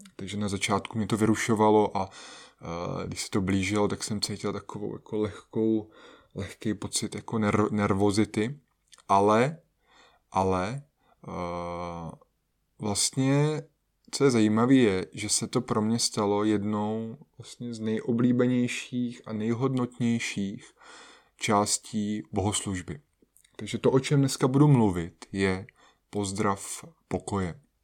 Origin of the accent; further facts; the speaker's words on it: Czechia; u nás v Čechách